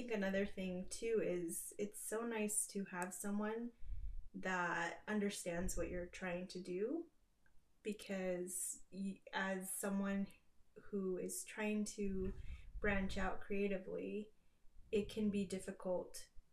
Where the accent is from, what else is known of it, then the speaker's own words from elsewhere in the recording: eastern Washington State, United States; also born or lived in Mexico; now in Utah, United States; I'm currently based in Utah. I'm originally from Mexico, but I grew up in Washington State on the eastern side, and I'm a mother of two